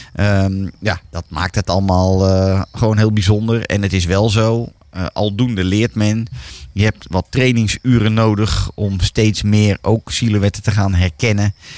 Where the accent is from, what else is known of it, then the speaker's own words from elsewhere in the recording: Netherlands; wij Nederlanders